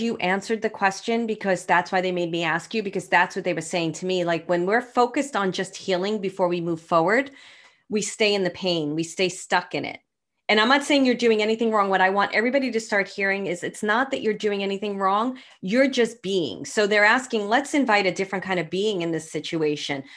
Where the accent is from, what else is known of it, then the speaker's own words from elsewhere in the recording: New York City, New York, United States; moved away; I'm from Brooklyn